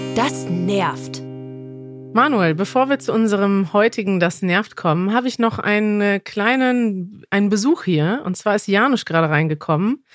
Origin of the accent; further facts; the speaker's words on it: Germany; ich komme aus Deutschland